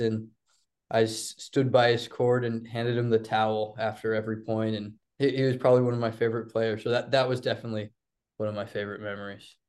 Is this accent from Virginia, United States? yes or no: yes; Blacksburg, Virginia, United States; growing up in Blacksburg, it's a little different